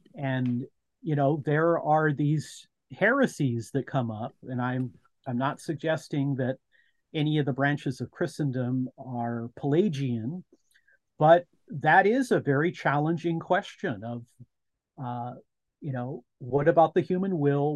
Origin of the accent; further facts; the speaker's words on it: United States; as an American.